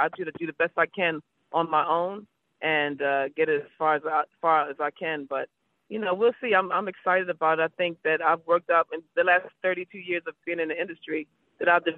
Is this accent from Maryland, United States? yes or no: yes; Baltimore, Maryland, United States; I'm from Baltimore